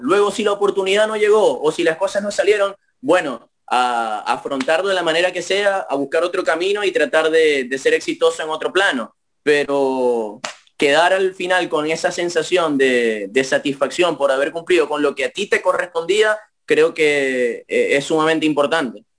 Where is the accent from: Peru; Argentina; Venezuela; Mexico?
Venezuela; yo de Venezuela